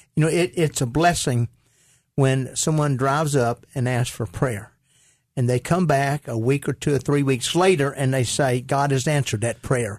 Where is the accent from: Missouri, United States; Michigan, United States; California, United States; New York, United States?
Missouri, United States; Caruthersville; I grew up in Caruthersville, Missouri